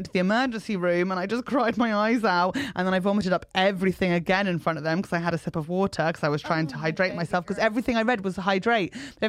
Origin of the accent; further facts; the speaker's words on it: England, United Kingdom; don't judge me because I'm English. I didn't vote for Brexit. I'm one of the good ones.